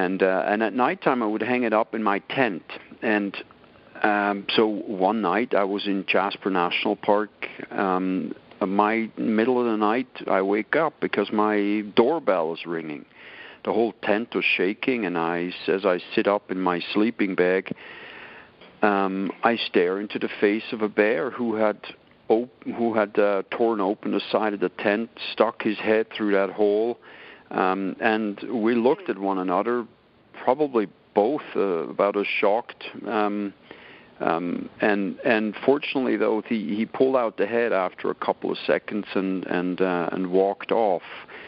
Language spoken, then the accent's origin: English; Switzerland; English is a second language; moved away as an adult; I was 19 years old when this happened. I was young and naive. I barely spoke any English. I was pretty fresh out of Switzerland.